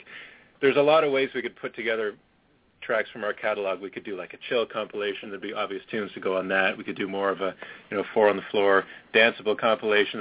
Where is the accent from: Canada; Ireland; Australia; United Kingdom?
Canada; also born or lived in Baltimore, United States; I was born in Baltimore, but my parents were just down there temporarily. They were both Canadian, but my dad was studying down there, so I was lucky enough to get my U.S. citizenship and then moved back to Canada when I was just a year old. So, yeah, I've been here all my life